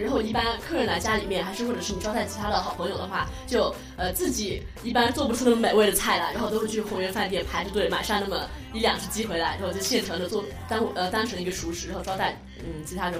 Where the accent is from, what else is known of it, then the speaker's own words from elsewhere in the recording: Yuxi, Yunnan, China; 我是来自云南玉溪的